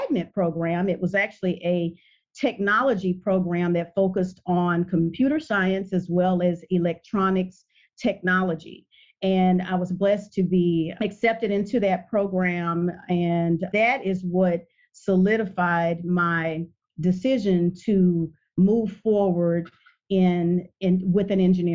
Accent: Port Arthur, Texas, United States; I am from a small town, refinery town, Port Arthur, Texas.

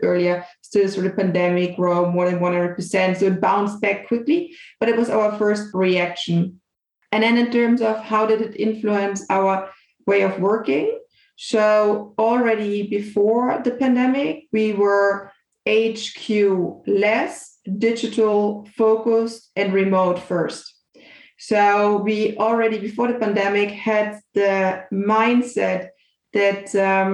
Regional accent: Bavaria, Germany; moved away; I was actually back at my hometown in Bavaria

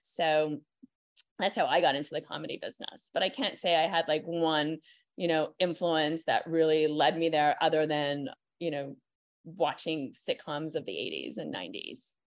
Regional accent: Montreal, Quebec, Canada; I am born and raised in Montreal

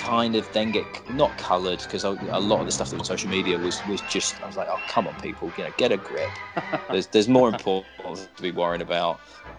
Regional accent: United Kingdom; I'm British.

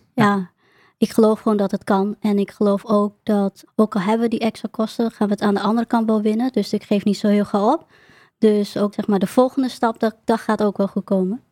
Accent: Emmen, Drenthe, Netherlands; also born or lived in Groningen; ik kom uit het noorden, eh, ik kom uit Emmen en ik werkte veel in Groningen

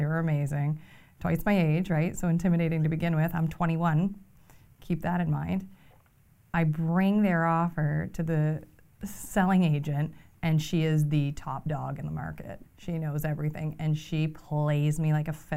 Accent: Fredericton, New Brunswick, Canada; I'm from Fredericton

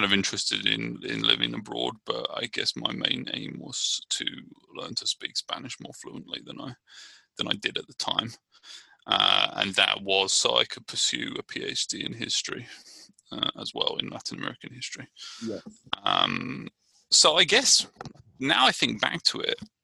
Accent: Brighton, South East England, United Kingdom; now in Richmond, United States; I'm from Brighton, England, and I'm living in Richmond, California.

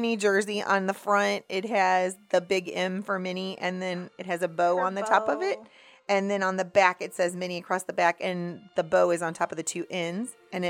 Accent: United States; as an American

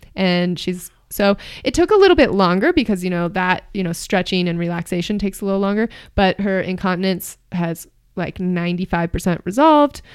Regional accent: Marin County, California, United States; moved away as an adult; also born or lived in New York City, New York; now in Boulder, United States; I'm from Marin County, California

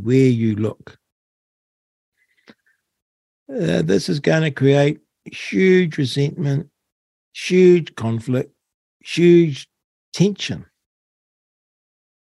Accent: New Zealand; growing up in New Zealand.

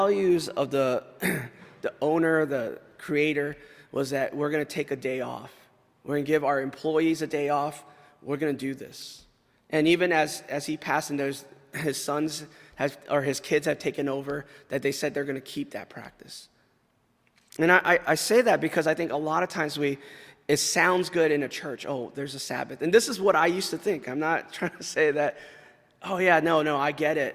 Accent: California, United States; moved away; I grew up in California

